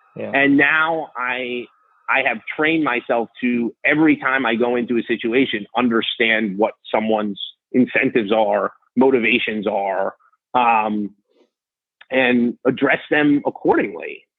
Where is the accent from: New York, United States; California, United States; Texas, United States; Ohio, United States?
New York, United States; New York City; I grew up in New York City